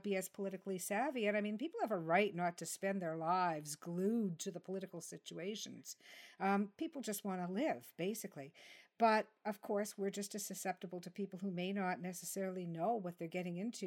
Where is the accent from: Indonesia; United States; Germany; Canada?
Canada; I'm Canadian